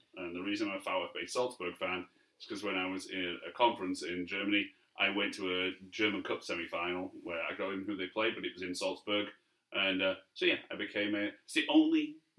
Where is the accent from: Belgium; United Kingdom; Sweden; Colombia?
United Kingdom; Barrow-in-Furness, North West England; Barrow, my hometown team.